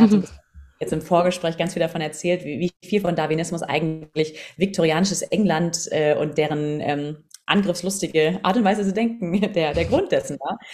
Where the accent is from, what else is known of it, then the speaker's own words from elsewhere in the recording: Southern Germany, Germany; moved away as an adult; also born or lived in London; ich bin aus dem Süden von Deutschland